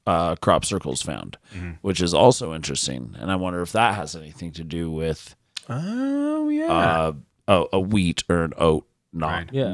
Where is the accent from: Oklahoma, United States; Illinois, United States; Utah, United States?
Utah, United States; I'm white and from Utah, so.